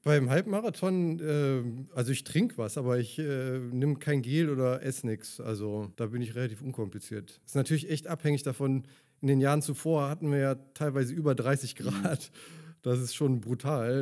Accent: Leverkusen, North Rhine-Westphalia, Germany; ich bin in Leverkusen geboren und Leverkusen groß geworden, in Opladen zur Schule gegangen

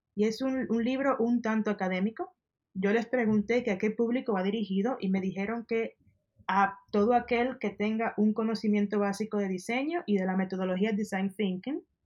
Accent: Dominican Republic; moved away as an adult; also born or lived in Denmark; now in Mexico City, Mexico; mi experiencia de, ser estudiante en mi país

